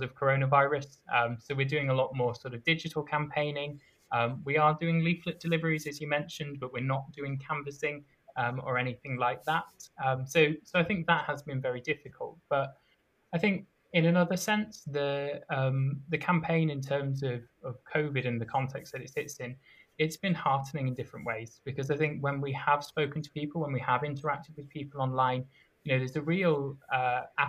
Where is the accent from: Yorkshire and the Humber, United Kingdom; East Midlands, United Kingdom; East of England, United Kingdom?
Yorkshire and the Humber, United Kingdom; moved away as an adult; now in Edinburgh, United Kingdom; I was brought up in North Yorkshire, and I came to Edinburgh for university in 2015.